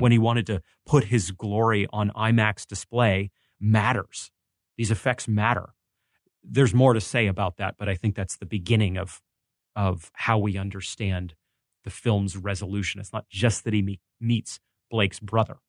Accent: Maine, United States; I grew up in Maine

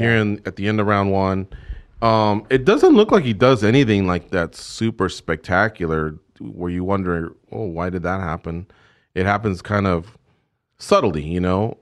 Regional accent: Orange County, California, United States; When we were growing up in Orange County, we're from Orange County, California

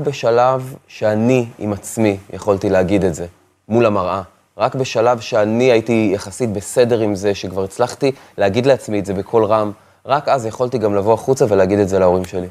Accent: Afula, Northern District, Israel; now in Tel Aviv, Israel; כשאני עברתי מעפולה לתל אביב

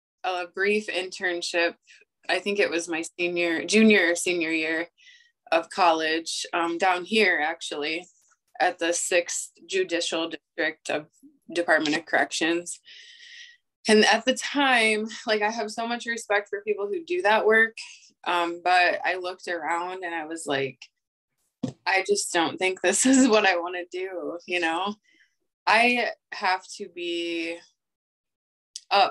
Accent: Oelwein, Iowa, United States; now in Cedar Rapids, United States; Owine, Iowa.

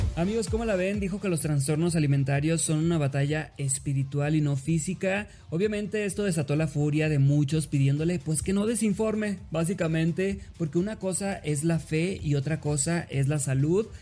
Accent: Los Mochis, Sinaloa, Mexico; soy de los Mochis Sinaloa

